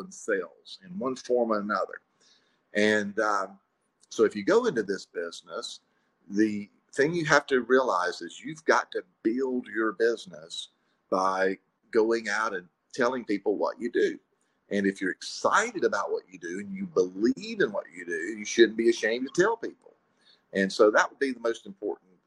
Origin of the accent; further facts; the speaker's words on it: Pascagoula, Mississippi, United States; moved away as an adult; also born or lived in Jackson, Mississippi; now in Madison, United States; I started out in life in Pascagoula. That's where I graduated from high school